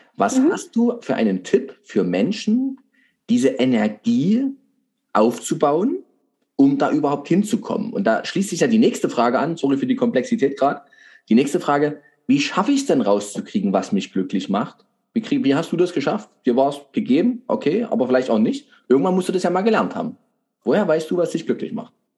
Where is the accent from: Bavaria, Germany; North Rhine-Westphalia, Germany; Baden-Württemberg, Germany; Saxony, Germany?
Saxony, Germany; bei uns in Sachsen